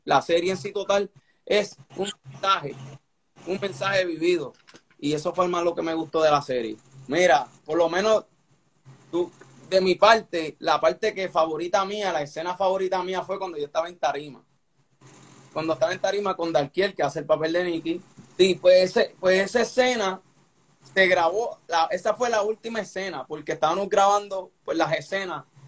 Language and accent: Spanish; Caguas, Puerto Rico; yo soy de Caguas, Puerto Rico. Yo nací en Caguas